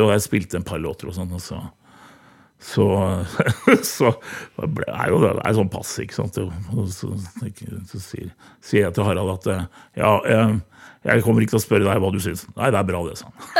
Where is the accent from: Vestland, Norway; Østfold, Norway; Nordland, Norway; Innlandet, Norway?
Innlandet, Norway; Hamar; moved away; så er jeg gammel korpsgutt fra Hamar